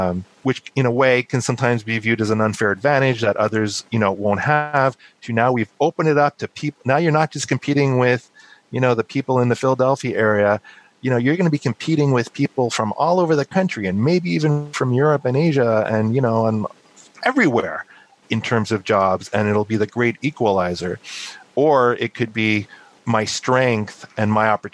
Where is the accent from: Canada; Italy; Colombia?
Canada; Montreal, Quebec; now in United States; I'm actually originally from Montreal